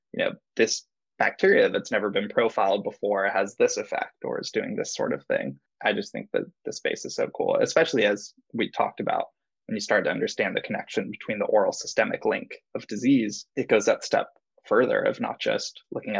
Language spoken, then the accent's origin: English; San Clemente, California, United States; moved away as an adult; also born or lived in San Diego, United States; now in San Francisco, United States; I was from South Orange County, San Clemente. It's a little surf town. So we were pretty much beach people